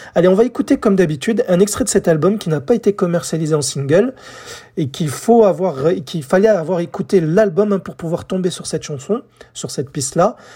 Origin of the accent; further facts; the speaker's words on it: France; chez nous en France